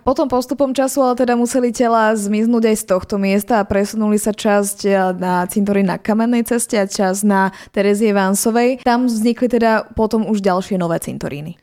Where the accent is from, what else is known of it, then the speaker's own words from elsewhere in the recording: Trnava, Trnava Region, Slovakia; máme aj vojenský cintorín u nás v Trnave